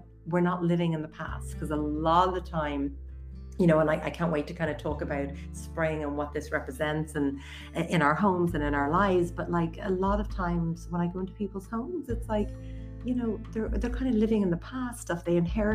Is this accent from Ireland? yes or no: yes; County Wicklow, Ireland; moved away as an adult; also born or lived in United States; I'm actually born and raised in Wicklow area